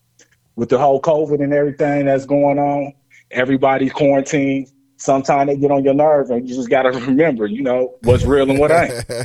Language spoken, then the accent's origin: English; Lima, Ohio, United States; So I was born in Lima, Ohio.